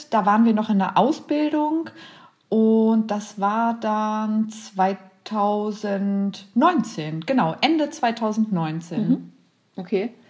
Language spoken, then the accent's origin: German; Braunschweig, Lower Saxony, Germany; ich komme aus Braunschweig